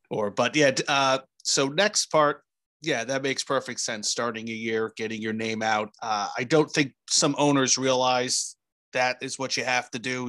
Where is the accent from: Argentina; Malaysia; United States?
United States; New Jersey; I grew up in New Jersey